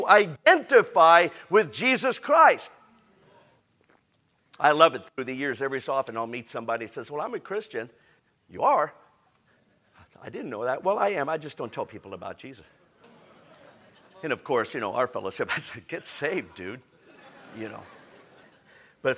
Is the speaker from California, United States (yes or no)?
yes; San Diego, California, United States; I'm from San Diego